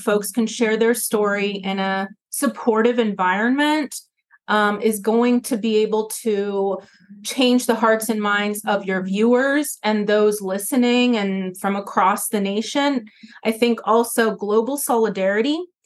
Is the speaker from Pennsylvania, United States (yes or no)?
no; Atlanta, Georgia, United States; now in Bronx, United States; growing up in the South in Atlanta